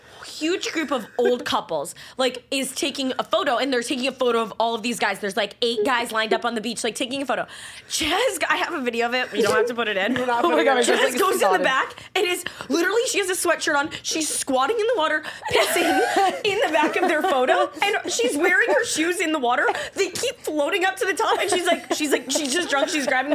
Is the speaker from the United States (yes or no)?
yes; Virginia, United States; Well, you know what? I am a redneck. I'm from Virginia.